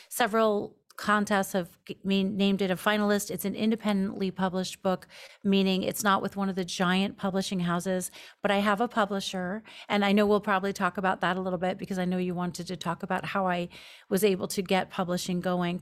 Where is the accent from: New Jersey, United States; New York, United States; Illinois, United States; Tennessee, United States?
New York, United States; moved away as an adult; also born or lived in Los Angeles; now in Seattle, United States; I'm from New York mostly.